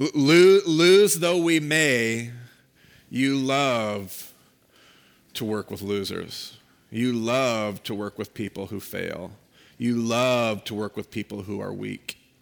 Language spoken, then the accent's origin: English; United States; We as American Christians